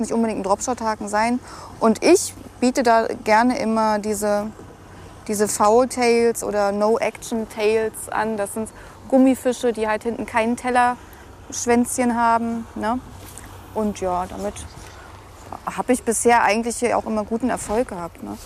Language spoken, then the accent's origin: German; near Nordhausen, southern Harz, Thuringia, Germany; now in Berlin, Germany; Thüringerin, also aus der Nähe von Nordhausen bin ich, im Südharz.